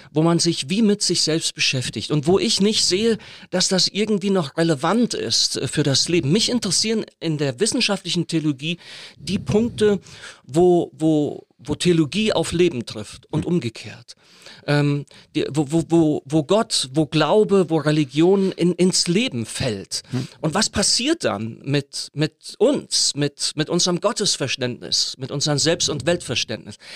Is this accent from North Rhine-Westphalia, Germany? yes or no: yes; North Rhine-Westphalia, Germany; moved away; mit meiner Herkunft, mit meiner christlichen, mit meiner Glaubenssozialisation zu tun. Das ist dieser lebendige Pietismus in Westfalen